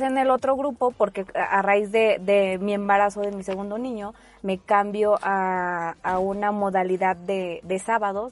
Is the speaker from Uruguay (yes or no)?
no; Mexico City, Mexico; moved away; also born or lived in Veracruz; nací en Veracruz, pero nada más nací ahí. Me llevaron mis papás a la Ciudad de México y en la Ciudad de México viví 19 años